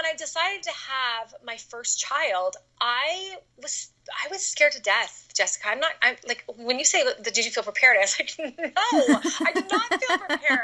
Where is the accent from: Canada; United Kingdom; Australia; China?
Canada; moved away as an adult; now in United States; I grew up in Canada. And then I moved to the United States when I was 18 to go to school